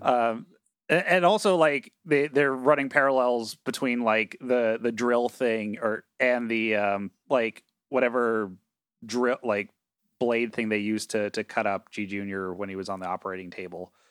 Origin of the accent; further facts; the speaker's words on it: Connecticut, United States; I grew up in Connecticut